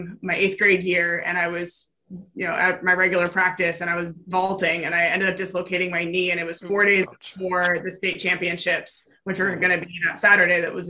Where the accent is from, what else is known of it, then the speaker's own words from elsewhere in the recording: California, United States; moved away; also born or lived in New Jersey; I grew up in California